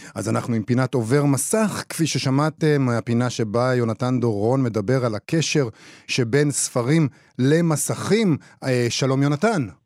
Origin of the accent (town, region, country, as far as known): Israel